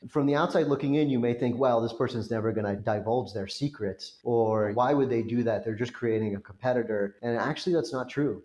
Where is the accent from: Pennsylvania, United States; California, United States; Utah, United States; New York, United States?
California, United States; Orange County; moved away; also born or lived in Los Angeles / Cincinnati; I was uh, actually born in the city of Orange in Orange County and lived in the city of LA until I was two. But then my parents moved from LA to Orange County, which is where I grew up